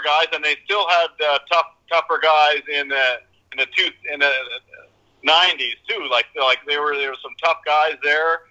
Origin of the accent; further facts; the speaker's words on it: Saskatchewan, Canada; I grew up in Saskatchewan in Canada, where all you had to do was skate and play hockey